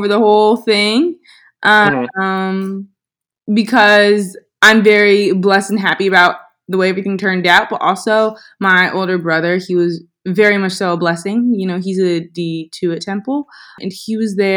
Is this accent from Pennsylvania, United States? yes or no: yes; Philadelphia, Pennsylvania, United States; I'm from Philly, and I wanted to come back to a community that helped raise me